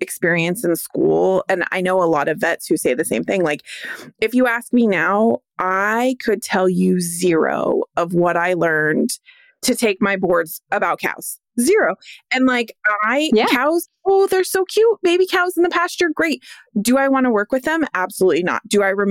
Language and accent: English; California, United States; growing up in California